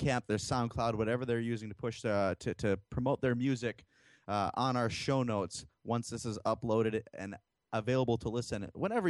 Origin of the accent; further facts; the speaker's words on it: Eau Claire, Wisconsin, United States; my hometown, from Eau Claire, Wisconsin